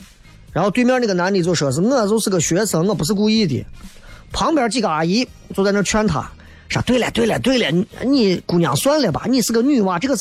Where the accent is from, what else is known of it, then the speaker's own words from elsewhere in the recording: Xi'an, Shaanxi, China; 作为一个西安人，你觉得你够格吗？